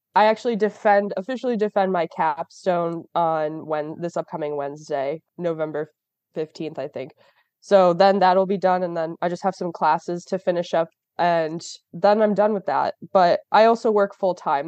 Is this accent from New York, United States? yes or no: yes; Rochester, New York, United States; I'm from Rochester, New York